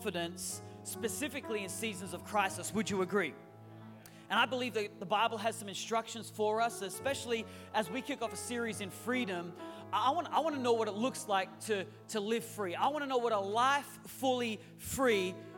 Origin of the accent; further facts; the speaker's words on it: Australia; moved away as an adult; also born or lived in Newcastle, Australia; now in San Francisco Bay Area, United States; we are your U.S. cousins right now, even though we are Australian by birth. We do live in the United States.